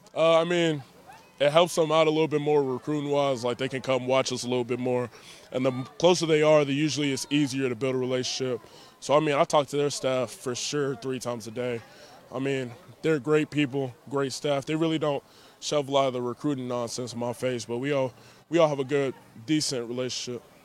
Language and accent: English; Dallas, Texas, United States; also born or lived in Louisiana; I grew up in the Dallas, Texas area, stuff like that, also Louisiana.